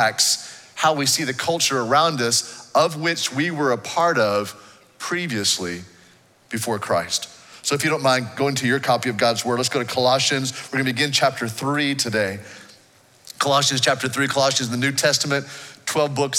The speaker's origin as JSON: {"language": "English", "country": "United States", "tie": "born or raised there", "said": "the nation I grew up in here in the States"}